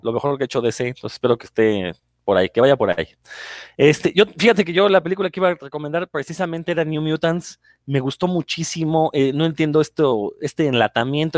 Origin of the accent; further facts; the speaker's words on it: Mexico; los comiqueros mexicanos